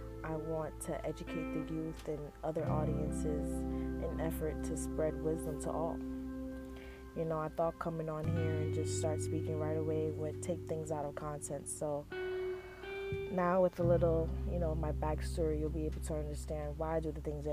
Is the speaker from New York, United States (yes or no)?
yes; New York City, New York, United States; I was born in Brooklyn, New York, which has definitely had a huge influence on my life and how I carry myself today. I grew up in an apartment with my family in Flatbush, Brooklyn